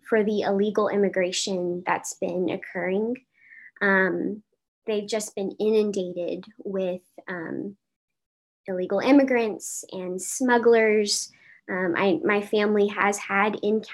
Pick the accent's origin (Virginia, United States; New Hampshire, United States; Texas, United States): Texas, United States; Uvalde; moved away; I was born and raised in Uvalde, Texas